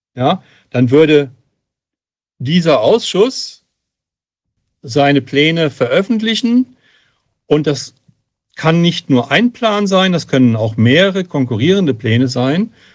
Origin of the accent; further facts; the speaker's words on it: Hesse, Germany; ich komme aus Hessen